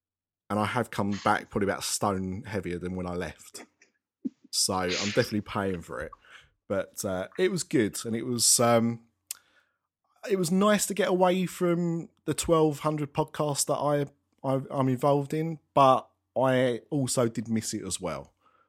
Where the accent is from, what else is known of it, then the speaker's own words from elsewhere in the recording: United Kingdom; because I'm British and I'm old.